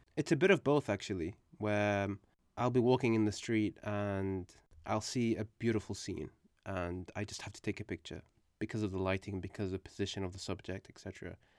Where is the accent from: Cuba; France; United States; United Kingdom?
United Kingdom; English is a second language; when we moved to the U K, uh, it was, um, for, you know, in search of a better life. And, um, at the age of four